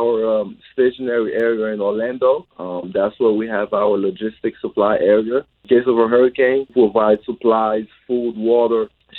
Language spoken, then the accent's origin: English; Haiti; No, I grew up in Haiti.